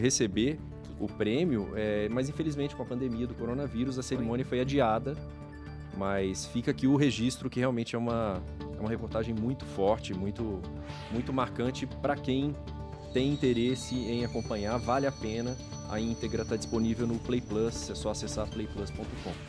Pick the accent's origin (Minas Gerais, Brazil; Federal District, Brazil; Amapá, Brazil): Minas Gerais, Brazil; eu, como mineiro que fico ali no meio do caminho entre São Paulo e Goiás